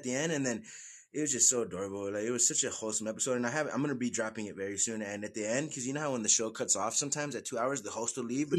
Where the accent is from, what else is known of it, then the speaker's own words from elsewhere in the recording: Southwest United States, United States; No, I'm from the Southwest United States.